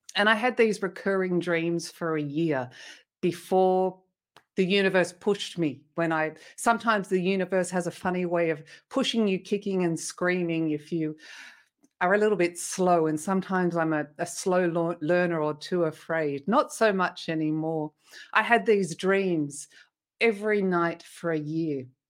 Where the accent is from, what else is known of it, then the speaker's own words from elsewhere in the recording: Australia; moved away as an adult; also born or lived in Sydney, Australia; now in France; I'm Australian originally, and I was living in Sydney in a family